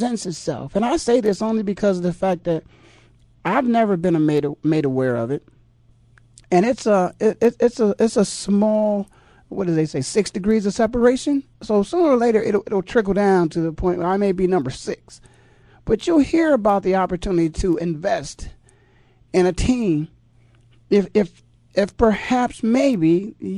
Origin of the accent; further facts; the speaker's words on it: Canton, Ohio, United States; also born or lived in East Coast; now in Phoenix, United States; I was born and raised in Canton, Ohio